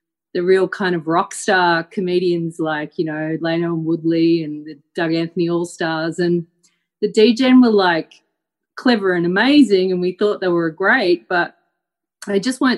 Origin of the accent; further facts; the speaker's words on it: Melbourne, Victoria, Australia; So I grew up in Melbourne and I grew up with the DJ